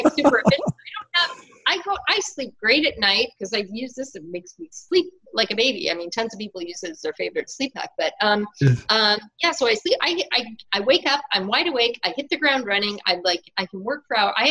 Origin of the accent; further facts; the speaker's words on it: Northern Ontario, Canada; where I'm from in Northern Ontario, Canada